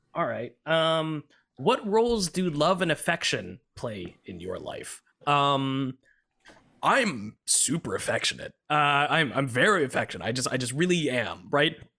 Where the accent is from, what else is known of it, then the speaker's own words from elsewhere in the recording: United States; I am literally the first in my family to be an, you know, the, the, the American born